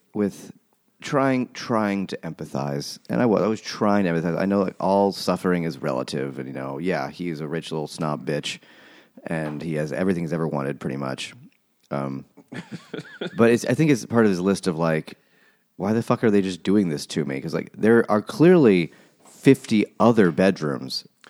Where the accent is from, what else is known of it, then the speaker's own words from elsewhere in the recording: United States; I'm American